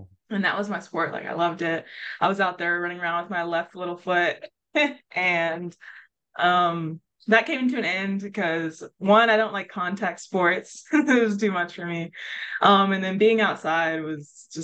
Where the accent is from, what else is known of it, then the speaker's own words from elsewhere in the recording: Missouri City, Texas, United States; I am from Houston, Texas, a small suburb called Missouri City. And so I've lived there all my life and grew up there and went to high school, was raised there